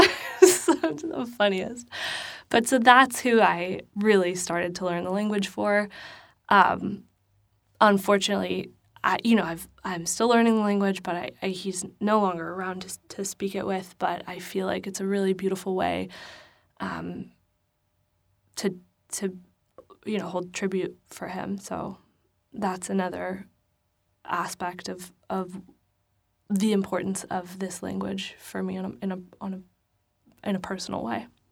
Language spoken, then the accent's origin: English; New York City, New York, United States; I'm from the Bronx